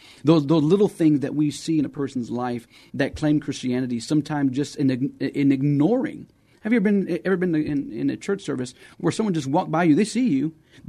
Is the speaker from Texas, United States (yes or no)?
yes; Texas, United States; also born or lived in Arizona; So I grew up around Texas, around Arizona, and, grew up in the church.